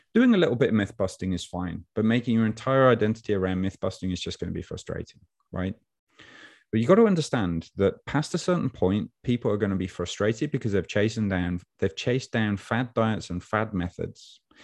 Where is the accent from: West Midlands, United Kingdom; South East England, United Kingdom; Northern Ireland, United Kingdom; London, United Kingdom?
West Midlands, United Kingdom; Birmingham; accent: Brummy; Brummy guy. Brummy meaning I'm from Birmingham, New England